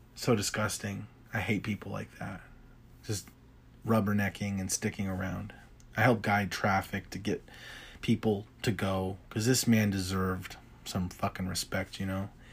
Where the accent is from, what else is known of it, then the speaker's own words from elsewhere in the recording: United States; I'm an American